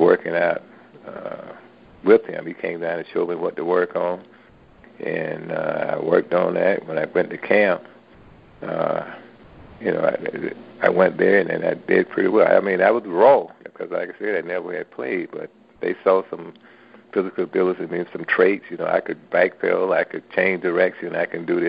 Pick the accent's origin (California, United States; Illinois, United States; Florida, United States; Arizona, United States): Florida, United States; Bartow; I was born and raised in Florida from a little place called Bartow, Florida, about 12,000 people